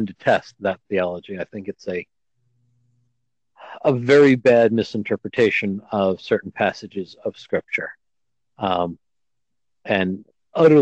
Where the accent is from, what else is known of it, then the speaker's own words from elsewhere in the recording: Scotland, United Kingdom; being Scottish myself